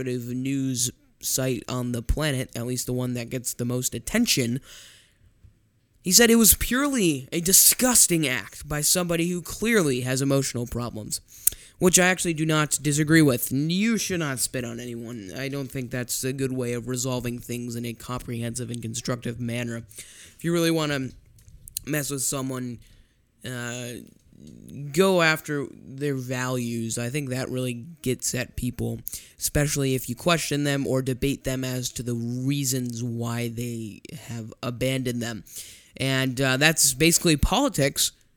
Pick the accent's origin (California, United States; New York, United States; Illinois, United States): Illinois, United States; Chicago; I am from Chicago.